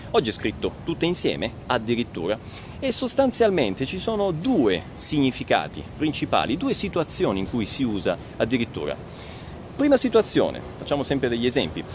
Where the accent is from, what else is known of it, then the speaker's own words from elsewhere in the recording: Italy; noi italiani